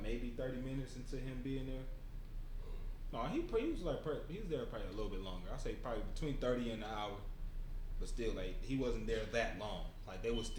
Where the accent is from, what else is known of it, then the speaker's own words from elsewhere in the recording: Detroit, Michigan, United States; I'm from Detroit